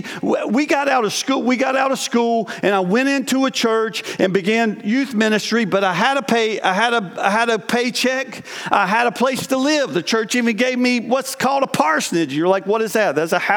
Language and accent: English; North Carolina, United States; moved away as an adult; also born or lived in New York; I was from North Carolina